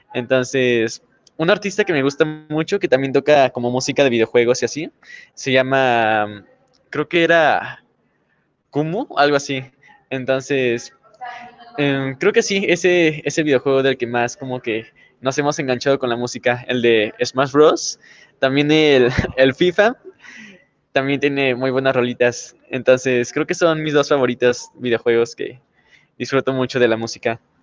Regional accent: Irapuato, Guanajuato, Mexico; nosotros empezamos prácticamente desde que estábamos pequeños, casi desde la cuna con la música. Entonces, nuestra abuelita sobre todo fue la que nos impulsó ya después ahí tuvimos buenos maestros. Empezamos ahí en Irapuato

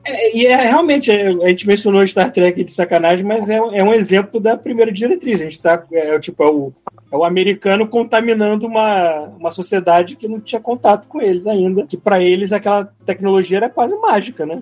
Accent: Brazil; eu sou bem brasileiro mesmo

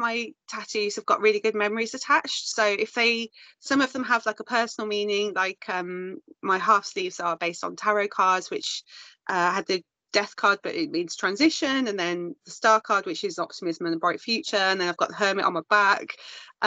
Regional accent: Birmingham, West Midlands, United Kingdom; moved away as an adult; also born or lived in Wales; now in Malvern, United Kingdom; I'm from South Birmingham.

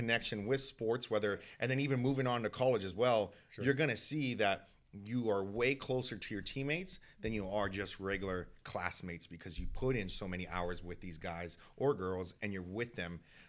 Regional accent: San Diego, California, United States; also born or lived in Oakland; So I was born in Oakland, but I call San Diego home because we moved quite a bit.

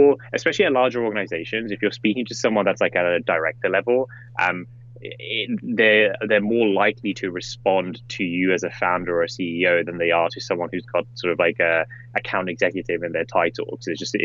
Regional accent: England, United Kingdom; moved away as an adult; I grew up in England, probably obvious from the way I sound, and I was in college in England

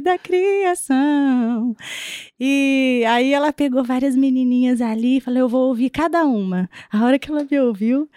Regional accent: Londrina, Paraná, Brazil; also born or lived in Curitiba / Sertanópolis; nós mudamos para Londrina, eu devia ter três aninhos.

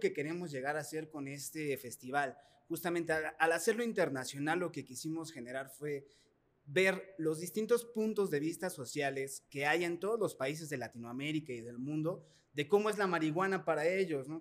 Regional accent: Mexico; nosotros como mexicanos

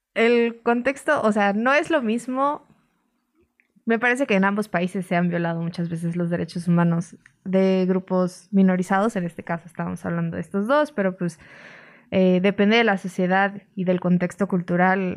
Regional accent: Mexico

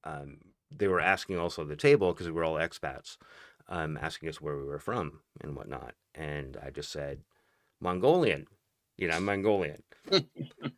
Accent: Northern Idaho, United States; moved away; also born or lived in Tokyo; originally I grew up in Northern Idaho

